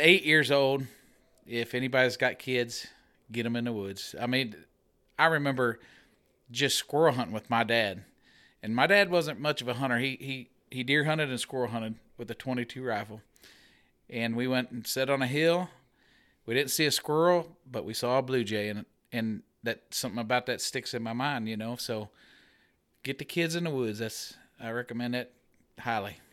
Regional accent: Middletown, Missouri, United States; I'm from Middletown, Missouri

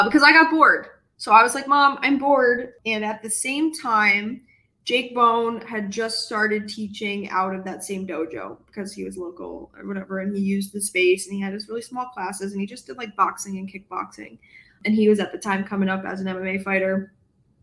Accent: Rochester, New York, United States; moved away as an adult; now in Syracuse, United States; I grew up in Rochester, and I still, you know, that's my home family

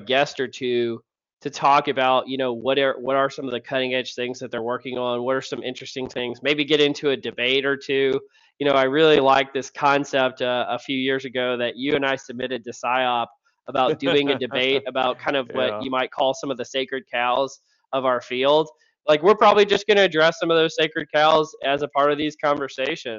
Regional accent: Louisiana, United States; I'm from Louisiana

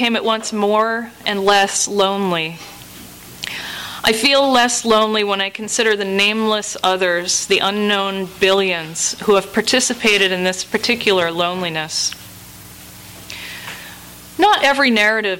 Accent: New England, United States; moved away as an adult; I grew up in New England, which is a place where the social pecking order is the same as it was in, 1650

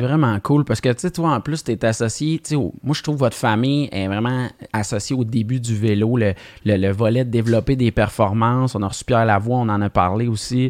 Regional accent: Alma, Quebec, Canada; on est originaire de Alma.

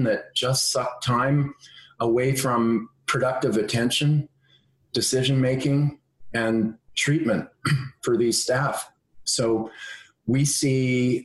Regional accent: Ontario, Canada; I come from Ontario, and I'm the son of an engineer

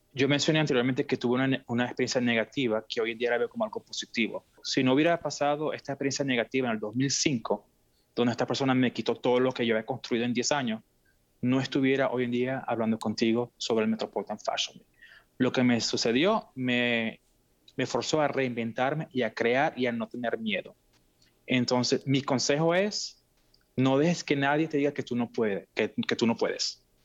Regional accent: Venezuela; moved away as an adult; now in Seattle, United States; yo nací en Venezuela, mis padres son de Siria

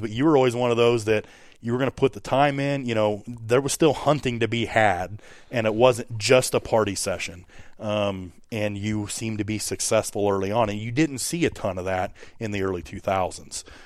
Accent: Hancock County, West Central Illinois, United States; I too come from Hancock County, uh, here in West Central Illinois

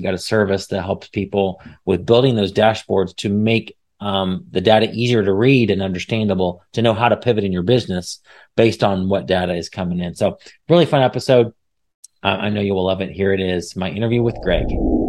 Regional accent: Midwest, United States; we share the Midwest, the passion for the Midwest. We're coming from the Midwest, so

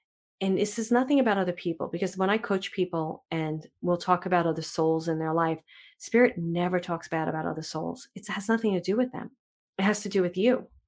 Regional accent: New York City, New York, United States; I grew up in Manhattan and Brooklyn.

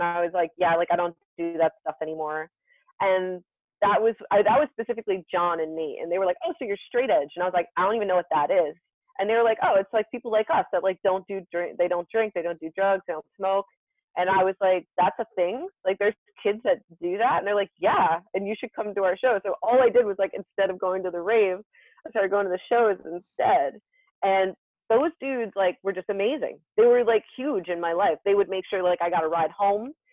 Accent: Somerville, New Jersey, United States; my hometown of Somerville, New Jersey

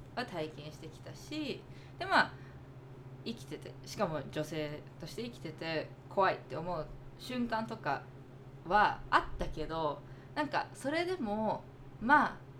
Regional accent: United States; 私もアメリカで育って

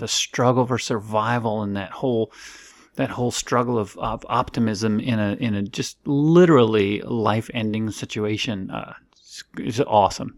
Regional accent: Florida, United States; I grew up in Florida

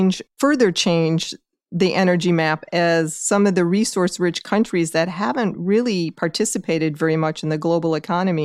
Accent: Detroit, Michigan, United States; I grew up in Detroit, Michigan

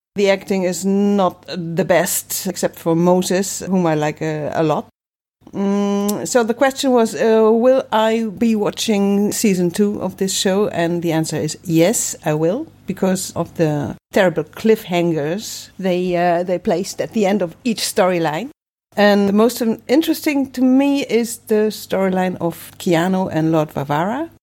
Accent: Germany; now in Netherlands; I'm not from the Netherlands. I'm from Germany, actually

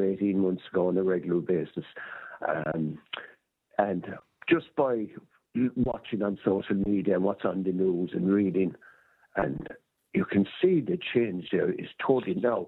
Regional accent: Limerick, Munster, Ireland; I'm from Limerick myself

